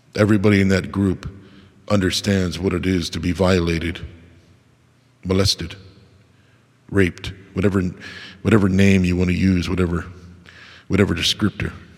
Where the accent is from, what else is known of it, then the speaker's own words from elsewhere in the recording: United States; I was born in America